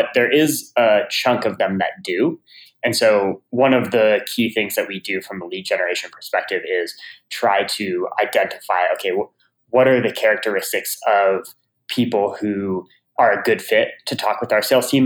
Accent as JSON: {"language": "English", "town": "Chapel Hill", "region": "North Carolina", "country": "United States", "tie": "born or raised there", "said": "I grew up in Chapel Hill, North Carolina"}